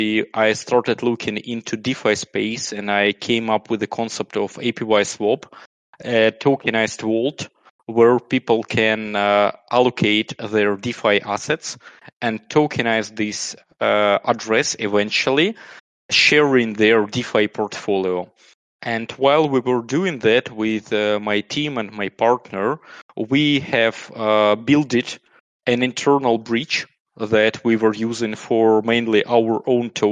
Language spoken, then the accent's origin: English; Kyiv, Ukraine; also born or lived in United Kingdom / Austria; I was born and raised in Ukraine